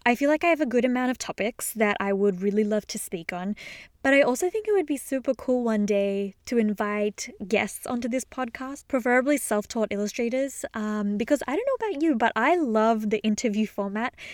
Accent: Australia; moved away as an adult; also born or lived in Sydney, Australia; now in Boston, United States; I am originally from Australia, which you may or may not have gathered from my accent.

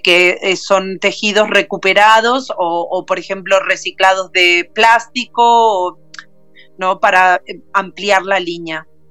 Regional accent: Uruguay; now in Barcelona, Spain; soy uruguaya, radicada en Barcelona

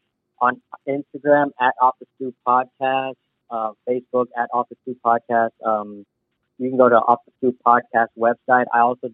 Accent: Philippines; growing up as a Filipino kid, I'm very family driven

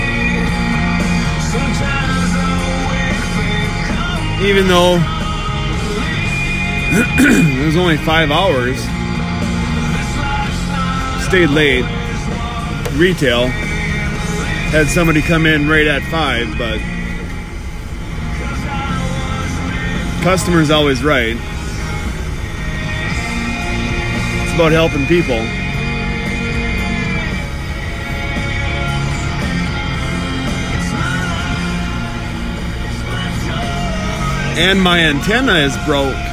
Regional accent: Minnesota, United States; I'm from Minnesota.

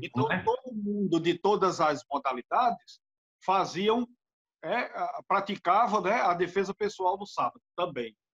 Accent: Natal, Rio Grande do Norte, Brazil; also born or lived in Recife; eu sou de Natal, Rio Grande do Norte, aqui em Natal

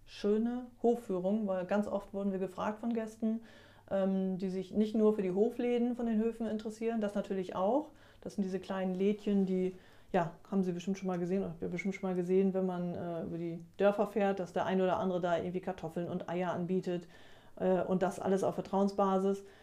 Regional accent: Kampen, Schleswig-Holstein, Germany; Also ich bin in Kampen groß geworden.

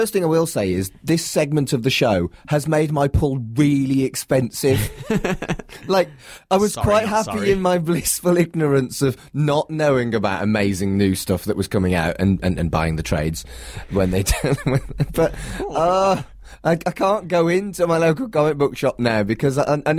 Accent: United Kingdom; well, you know, British and snobby. It's two things I'm good at.

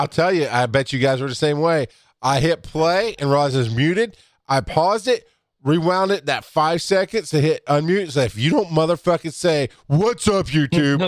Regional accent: the South, United States; I grew up in the South.

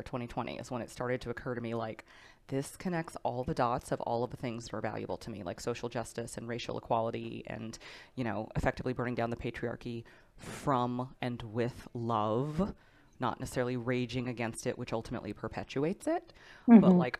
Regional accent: Texas, United States; I grew up in Texas

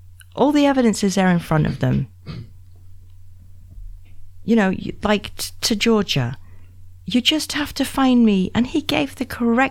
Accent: Scot, Scotland, United Kingdom; And I'm the Scot

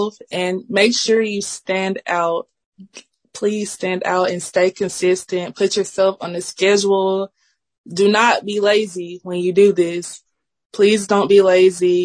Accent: Columbus, Georgia, United States; I'm from Columbus, but I'm trying to get my way up to Atlanta

